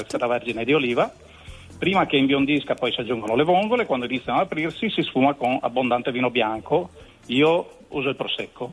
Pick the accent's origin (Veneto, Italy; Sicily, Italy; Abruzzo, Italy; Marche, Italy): Veneto, Italy; Pontecchio Polesine; io sono di un piccolo paese vicino a Rovigo, si chiama Pontecchio Polesine